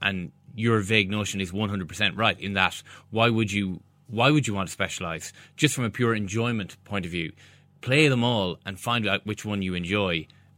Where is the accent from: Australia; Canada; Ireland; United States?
Ireland; Galway, Connacht; I'm from Galway.